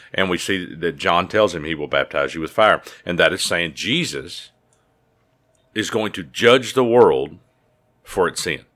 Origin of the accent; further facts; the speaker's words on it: United States; as a American citizen